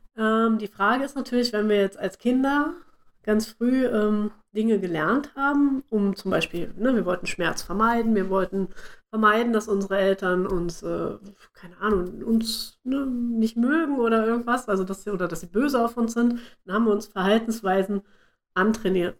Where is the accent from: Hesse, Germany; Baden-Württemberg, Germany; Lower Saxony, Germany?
Lower Saxony, Germany; Bad Pyrmont; moved away; zu Hause in meinem, äh, meinem Heimatdorf, sage ich mal, also in Bad Pyrmont.